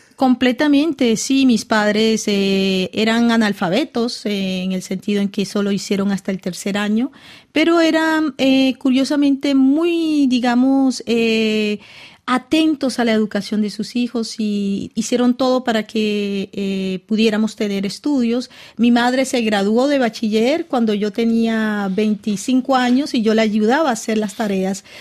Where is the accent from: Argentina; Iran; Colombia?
Colombia; Cartagena, Bolívar; born or raised there; moved away; also born or lived in Caracas, Venezuela / France